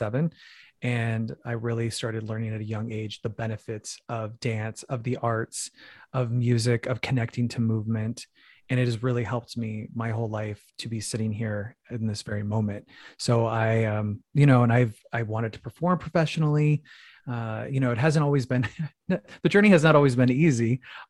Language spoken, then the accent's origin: English; Phoenix, Arizona, United States; I grew up in a very religious family. I'm from Phoenix, Arizona